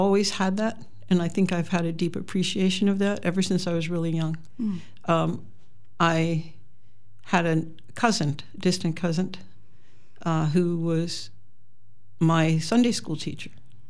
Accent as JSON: {"language": "English", "region": "Western Pennsylvania", "country": "United States", "tie": "born or raised there", "also_born_or_lived": "Chicago / Miami, Florida", "moved": "as an adult", "lives_now": "Ontario, Wisconsin, United States", "said": "I originated in Pennsylvania, Western Pennsylvania, the hills, and I landed in Chicago for quite a long time."}